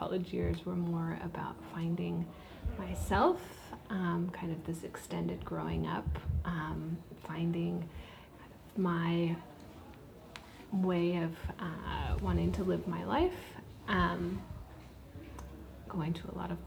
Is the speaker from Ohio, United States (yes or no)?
no; Ojai, California, United States; also born or lived in Santa Cruz, California; now in San Francisco, United States; I grew up in Ojai, California.